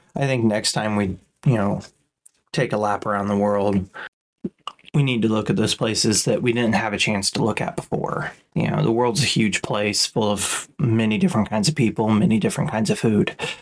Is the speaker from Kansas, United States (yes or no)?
yes; Kansas, United States; growing up in Kansas